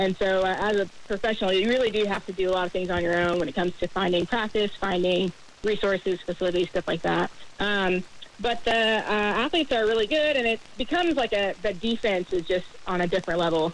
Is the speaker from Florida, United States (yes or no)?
yes; Jacksonville, Florida, United States; growing up in Jacksonville